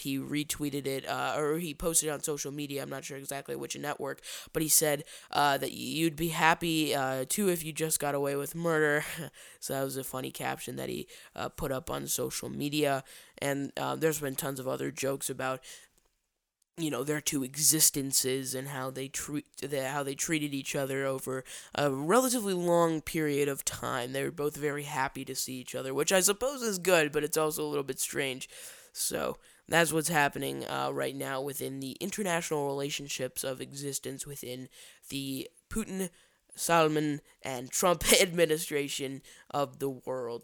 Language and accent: English; Chicago, Illinois, United States; down here in my hometown of Chicago